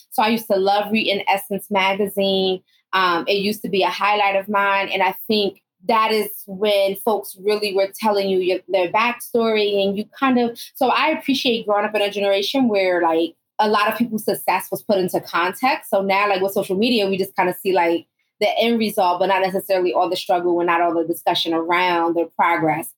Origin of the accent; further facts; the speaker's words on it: Northeast, United States; I grew up in the Northeast, and, you know, my mother is Southern born